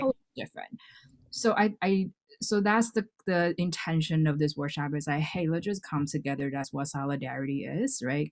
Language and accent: English; Hawaii, United States; moved away as an adult; now in New York, United States; I didn't grow up in New York. I grew up in Hawaii